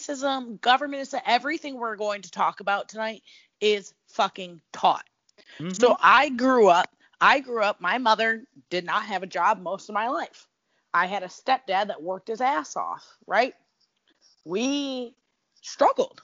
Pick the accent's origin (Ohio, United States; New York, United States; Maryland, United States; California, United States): New York, United States; Niagara Falls; I grew up in Niagara Falls, New York.